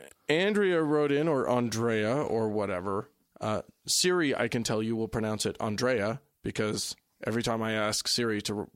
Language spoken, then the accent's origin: English; Pennsylvania, United States; I'm originally from Southern York County, and 50-plus years ago, I got a third prize in a DAR contest where the topic was life in York when it was the capital.